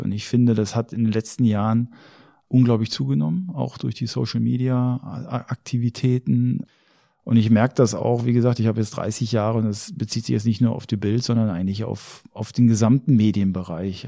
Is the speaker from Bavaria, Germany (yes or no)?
no; Ruhr area, North Rhine-Westphalia, Germany; moved away; ich komme aus dem Ruhrgebiet